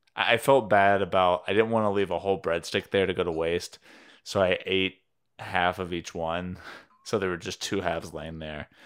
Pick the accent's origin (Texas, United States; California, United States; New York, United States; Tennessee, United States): Tennessee, United States; Cleveland; moved away; this restaurant, Fazoli's, it's a fast food Italian place, uh, in my hometown